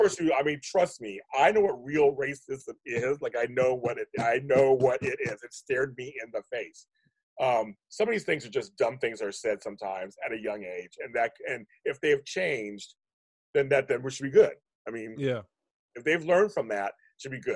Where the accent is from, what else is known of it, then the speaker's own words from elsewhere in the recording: Pittsburgh, Pennsylvania, United States; now in California, United States; I'm from Pittsburgh